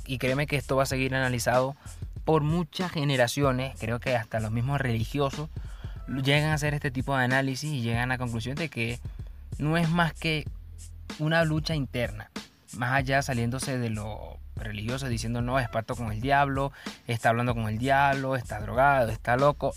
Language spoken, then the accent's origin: Spanish; Bolívar, Venezuela; soy de Venezuela, este, especialmente del estado Bolívar